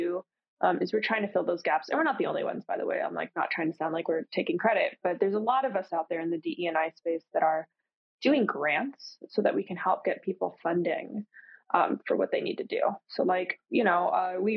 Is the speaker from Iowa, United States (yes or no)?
no; Florida, United States; I'm from Florida